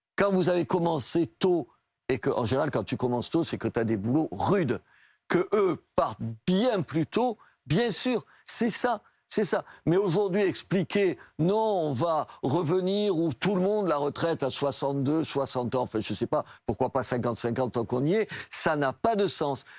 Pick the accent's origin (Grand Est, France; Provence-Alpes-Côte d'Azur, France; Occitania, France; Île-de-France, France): Occitania, France; Brusque; also born or lived in Algeria; now in Béziers, France; quand j'étais petit, j'habitais à Brusque, pieds noirs. Et après, à Brusque, dans un village de l'Aveyron